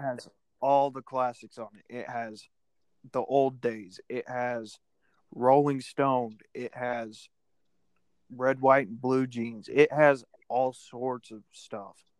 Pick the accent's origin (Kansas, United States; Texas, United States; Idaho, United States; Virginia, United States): Idaho, United States; We're not from Tennessee, we're from Idaho